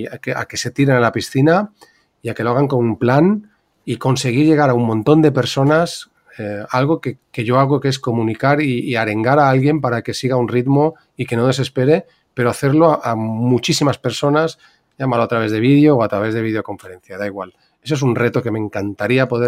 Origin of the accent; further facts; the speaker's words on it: Balearic Islands, Spain; yo como soy buen mallorquín, somos muy pez de roca